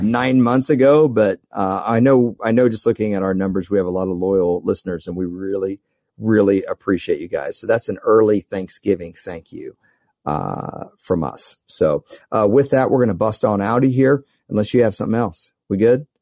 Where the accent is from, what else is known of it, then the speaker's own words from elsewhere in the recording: Dallas, Texas, United States; I grew up in Dallas